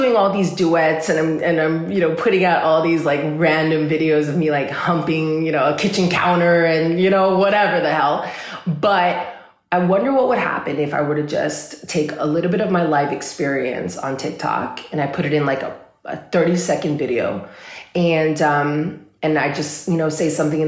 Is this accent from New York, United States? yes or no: no; Los Angeles, California, United States; I'm from California. I'm from Los Angeles.